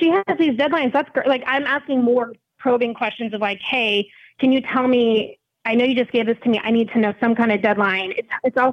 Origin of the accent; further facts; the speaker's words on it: Sarasota, Florida, United States; I am from Sarasota, Florida